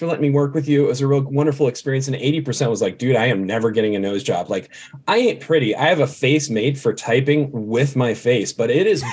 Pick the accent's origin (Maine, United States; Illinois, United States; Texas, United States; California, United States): California, United States; Thousand Oaks; born or raised there; moved away as an adult; also born or lived in Los Angeles, California; now in Idaho, United States